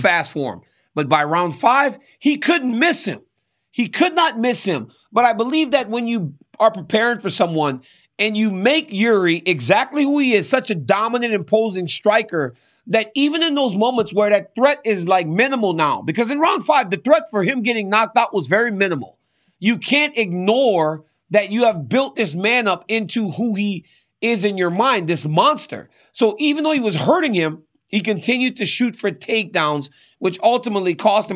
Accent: Louisiana, United States; I'm from Louisiana

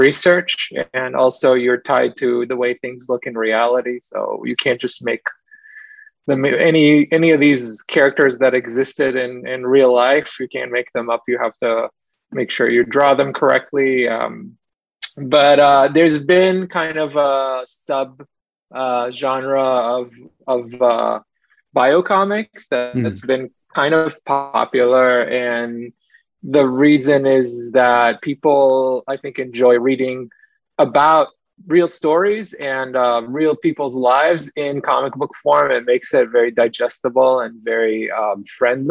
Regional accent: Israel; I grew up in Israel

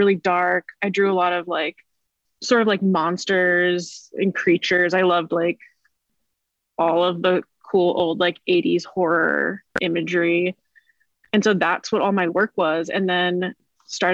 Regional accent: Bay Area, California, United States; moved away as an adult; now in Portland, United States; I'm originally from the Bay Area.

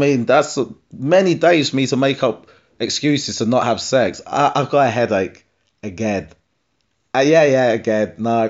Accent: East of England, United Kingdom; So a lot of people say to me that I don't really sound like I'm from Essex when I talk. Get a few beers in me, and I do. Get me angry, and I do.

